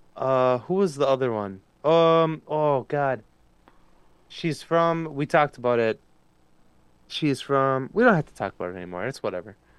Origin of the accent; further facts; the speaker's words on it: United States; I'm American